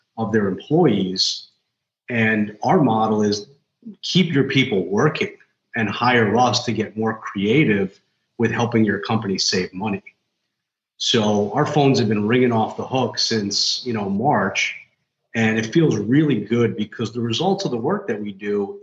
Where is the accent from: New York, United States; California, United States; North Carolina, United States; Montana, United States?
New York, United States; New York City; I'm like fifth generation in my family. We're all, you know, we're from New York.